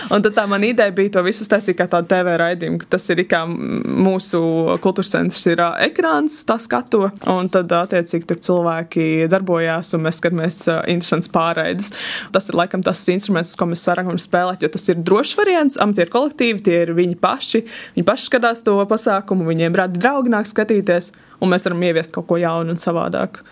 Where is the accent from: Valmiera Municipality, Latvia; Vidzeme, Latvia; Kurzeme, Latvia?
Valmiera Municipality, Latvia; Valmiera; es esmu no Valmieras, braukāju uz Smilteni